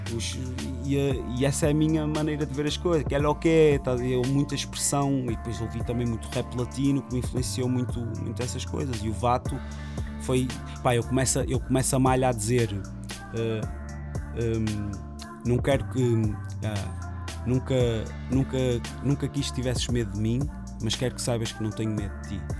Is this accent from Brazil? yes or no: no; Rio Tinto, Norte, Portugal; A minha comunidade Rio Tinto, como o pessoal pensa aqui no Norte, em Rio Tinto, a maneira de estar, a maneira de agir, que eu queria representar isso. Pá, e vangloriar a zona de onde eu sou